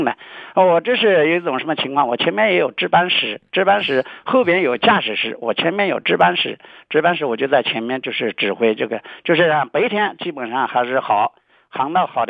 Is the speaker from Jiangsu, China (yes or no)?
yes; Suqian, Jiangsu, China; now in Huai'an, China; 家是宿迁呃红子湖边的，然后又搬到呃淮安来的，